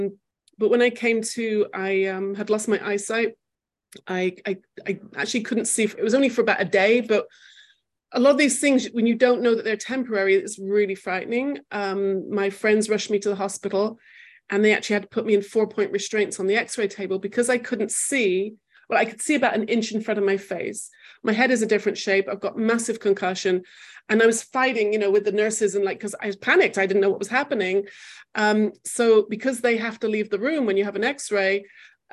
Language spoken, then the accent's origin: English; England, United Kingdom; moved away as an adult; also born or lived in Manchester; now in Jerusalem, Israel; I grew up in England